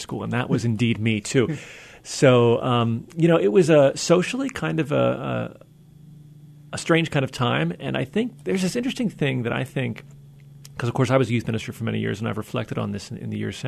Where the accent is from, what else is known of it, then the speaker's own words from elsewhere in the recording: New Jersey, United States; moved away as an adult; now in Seattle, United States; I'm a New Jersey native. That's where I'm from, born and raised.